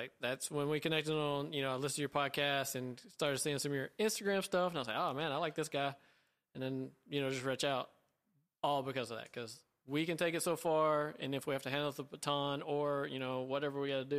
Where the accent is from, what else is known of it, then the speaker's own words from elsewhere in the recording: the South, Southern United States, United States; growing up in Southern high school football.